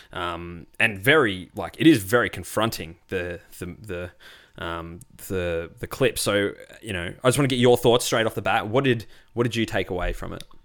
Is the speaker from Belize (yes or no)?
no; Australia; also born or lived in Melbourne; As a white Australian